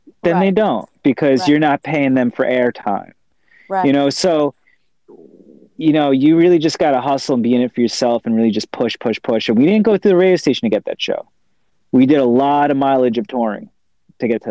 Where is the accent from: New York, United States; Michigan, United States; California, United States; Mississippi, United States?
New York, United States; Long Island; We're from Long Island